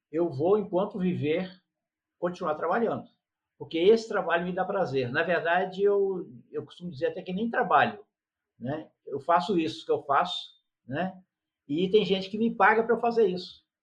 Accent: São Paulo, Brazil; also born or lived in Rio de Janeiro; now in Petrópolis, Brazil; Eu nasci no estado do Rio de Janeiro, fui criado em São Paulo, quer dizer, morei alguns anos em São Paulo, depois vim para Petrópolis.

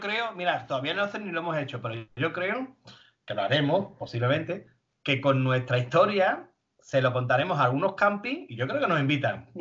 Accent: Spain; venimos de España

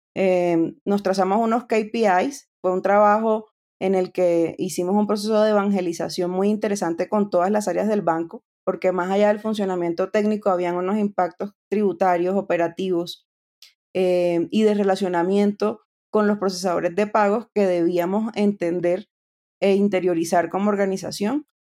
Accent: Colombia; nueve años de mi vida estuve en el Ministerio de Tecnologías de la Información y las Comunicaciones aquí en Colombia

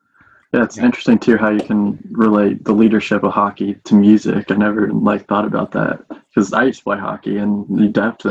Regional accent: Columbus, Ohio, United States; I'm from Columbus

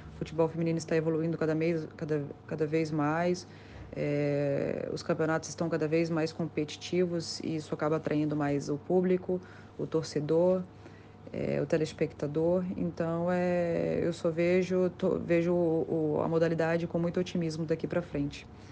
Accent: Vitória, Espírito Santo, Brazil; moved away as an adult; also born or lived in Itaguaçu, Espírito Santo / Santa Catarina / United States; eu nasci no interior do estado, nasci em Itaguaçu. É, mudei para Vitória aos 9 anos de idade para morar na casa dos meus avós é, e buscar melhores oportunidades no esporte. Fiquei em Vitória até os 20 anos

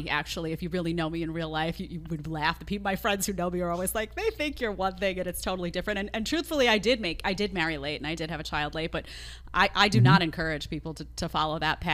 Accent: New York City, New York, United States; I grew up in Staten Island, not in Manhattan

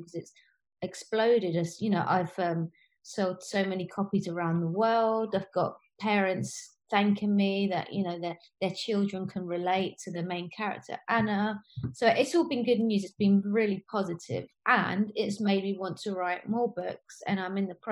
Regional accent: United Kingdom; also born or lived in Spain; I'd spend all year in the UK

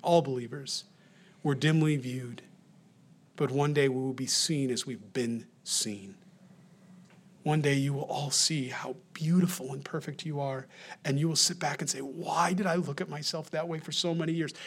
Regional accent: New York, United States; accent: New York; My accent, my New York accent

